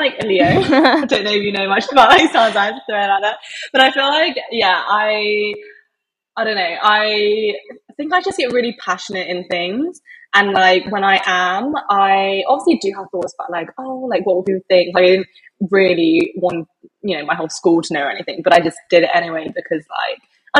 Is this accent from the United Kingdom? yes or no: yes; England, United Kingdom; moved away as an adult; now in Sydney, Australia; As you can probably tell from my accent, I'm originally from England. I was brought up there.